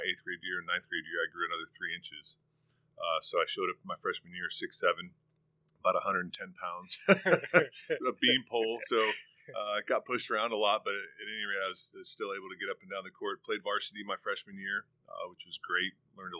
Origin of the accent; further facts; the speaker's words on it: Ontario, California, United States; comes from Ontario, California. I was born and raised in California, about 30 minutes from the beach, 30 minutes from the mountains, in the Inland Empire